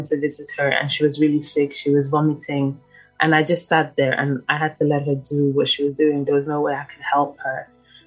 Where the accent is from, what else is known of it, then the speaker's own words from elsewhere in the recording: London, United Kingdom; also born or lived in Ivory Coast; I was born in Ivory Coast in the region of Kumasi. I was living there until about 8 years old. And then I moved to London, to the UK